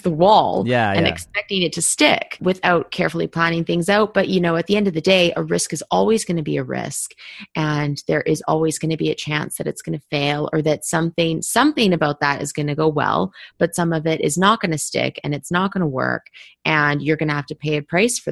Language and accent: English; Vancouver, British Columbia, Canada; moved away as an adult; also born or lived in Toronto / London; I grew up in Vancouver in Canada, and I went to school at Ryerson in Toronto